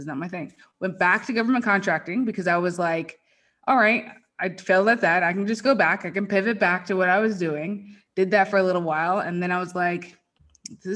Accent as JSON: {"language": "English", "town": "Marietta", "region": "Georgia", "country": "United States", "tie": "born or raised there", "also_born_or_lived": "Virginia", "moved": "as an adult", "lives_now": "Las Vegas, United States", "said": "I grew up in Marietta, Georgia. I lived there my entire life until I joined the military. So I was 21, same house, same everything, never moved"}